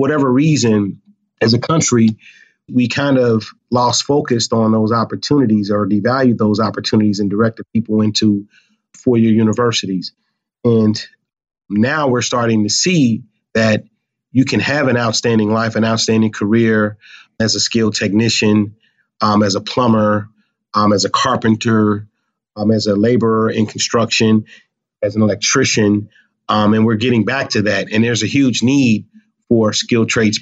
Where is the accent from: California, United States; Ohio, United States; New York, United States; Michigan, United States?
Ohio, United States; Cincinnati; moved away as an adult; now in Buffalo, United States; I'm originally from Cincinnati, Ohio